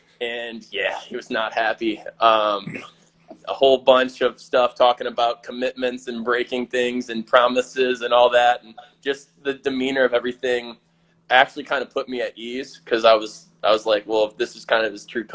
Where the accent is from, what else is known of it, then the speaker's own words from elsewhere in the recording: St. Louis, Missouri, United States; I grew up in the St. Louis area